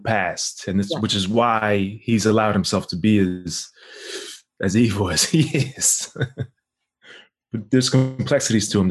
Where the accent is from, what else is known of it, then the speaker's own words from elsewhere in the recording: New York City, New York, United States; moved away as an adult; also born or lived in Harlem, New York; I'm from New York. I'm from South Ozone Park, Queens. Yeah, born and raised back and forth between there and Harlem